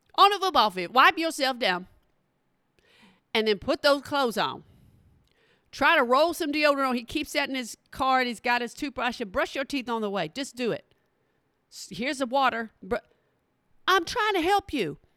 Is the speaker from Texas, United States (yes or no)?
yes; Texas, United States; from Texas